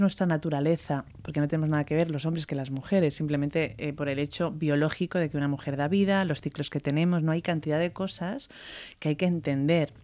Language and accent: Spanish; Spain; aunque soy española